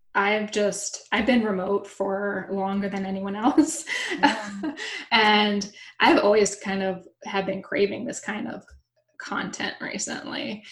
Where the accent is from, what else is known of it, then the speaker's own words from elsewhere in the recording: Florida, United States; moved away; I'm from Florida originally